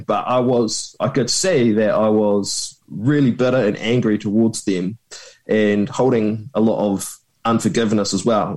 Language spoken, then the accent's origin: English; Christchurch, Canterbury, New Zealand; also born or lived in Queenstown; I was born in Christchurch, and when I was eleven, I moved to Queenstown with the family